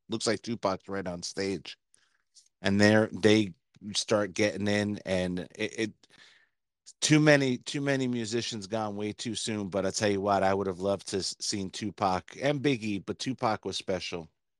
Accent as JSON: {"language": "English", "region": "New Jersey", "country": "United States", "tie": "born or raised there", "said": "So growing up in New Jersey and having friends in the city … because I'm just very easygoing."}